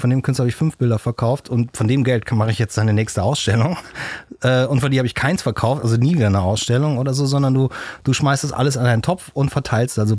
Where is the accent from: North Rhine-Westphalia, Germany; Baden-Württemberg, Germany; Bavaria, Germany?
North Rhine-Westphalia, Germany; Brühl; also born or lived in Köln; Ich bin geboren in Köln und bin dann, äh, meine Eltern sind dann äh, recht früh nach Brühl rausgezogen in so ein, meine Eltern hören das ja nicht, in so einen Plattenbau.